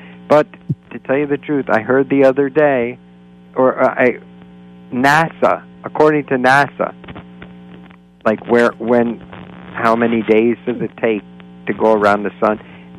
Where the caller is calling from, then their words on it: Florida, United States; and I'm calling from Florida.